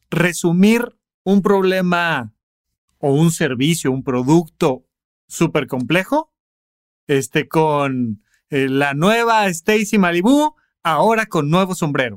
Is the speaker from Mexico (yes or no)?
yes; Almoloya de Juárez, State of Mexico, Mexico; Cuando yo crecí allá en Almoloya de Juárez, cuando yo era niño